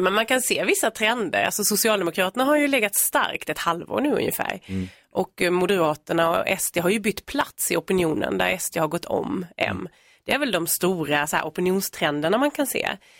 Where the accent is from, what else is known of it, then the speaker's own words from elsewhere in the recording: Värnamo, Jönköping County, Sweden; moved away as an adult; now in Nacka, Sweden; vi kommer ju från Värnamo i Småland, både jag och min man. Eh, men vi har ju bott här i tio år